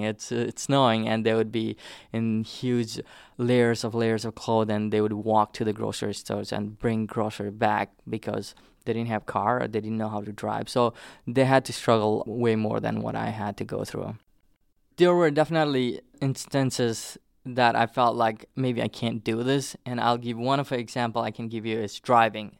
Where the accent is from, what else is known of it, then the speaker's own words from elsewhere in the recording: southern Nepal, Nepal; first language Nepali; English is a second language; moved away as an adult; also born or lived in Hartford; now in United States; I grew up in the plains